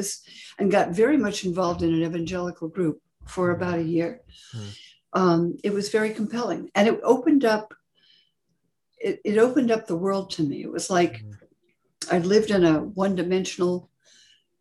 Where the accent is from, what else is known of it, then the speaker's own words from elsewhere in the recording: California, United States; I grew up in California in a sort of nominally Christian family